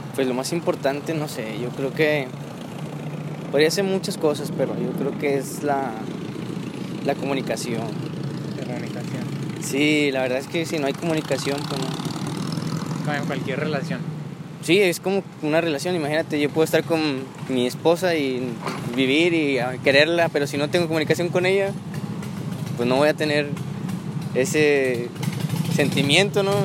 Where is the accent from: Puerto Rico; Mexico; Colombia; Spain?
Mexico; Monterrey, Nuevo León; also born or lived in Mexico City; casi desde que llegué aquí a Monterrey. No. Ah. A los 9 años, más o menos.